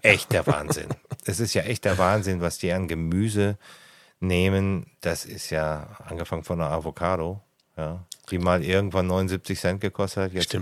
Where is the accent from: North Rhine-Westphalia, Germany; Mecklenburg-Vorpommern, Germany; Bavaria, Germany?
North Rhine-Westphalia, Germany; Ruhr area; now in Lake Constance, Germany; ich komme ursprünglich mal aus dem Ruhrgebiet.